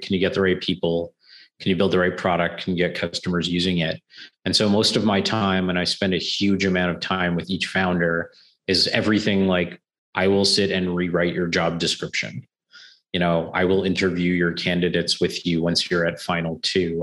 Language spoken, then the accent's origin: English; Canada; as a Canadian